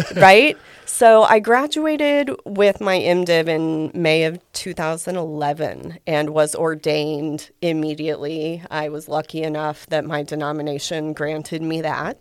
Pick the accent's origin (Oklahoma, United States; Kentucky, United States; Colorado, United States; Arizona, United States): Oklahoma, United States; Guthrie; I'm a native Oklahoman. I grew up in Guthrie